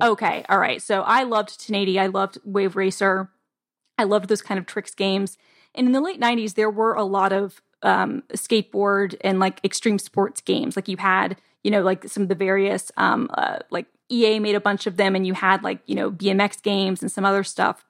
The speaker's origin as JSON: {"language": "English", "town": "Atlanta", "region": "Georgia", "country": "United States", "said": "I'm from Atlanta"}